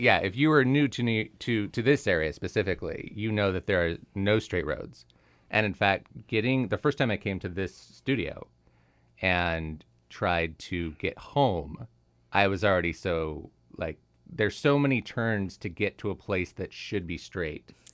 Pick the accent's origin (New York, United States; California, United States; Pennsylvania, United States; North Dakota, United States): California, United States; now in Connecticut, United States; I'm originally from California